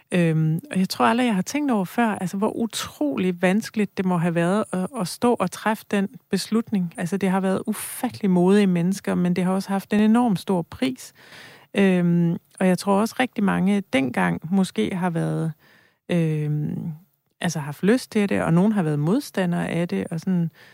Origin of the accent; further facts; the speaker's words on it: near Rigskov, Central Denmark Region, Denmark; moved away; jeg er selv vokset op øh, nogle kilometer derfra